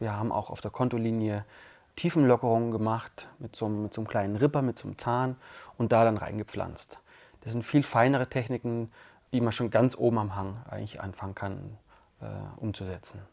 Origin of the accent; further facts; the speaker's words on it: Allgäu, Bavaria, Germany; moved away as an adult; now in Tamera, Portugal; ich komme ja aus dem saftigen, grünen und wasserreichen Allgäu